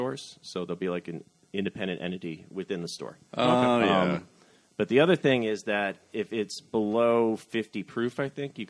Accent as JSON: {"language": "English", "region": "North Central Ohio", "country": "United States", "tie": "born or raised there", "moved": "yes", "lives_now": "New York, United States", "said": "I'm from North Central Ohio. It's about an hour west of Cleveland, but it's once you get outside of Cuyahoga County, it gets rural very quickly."}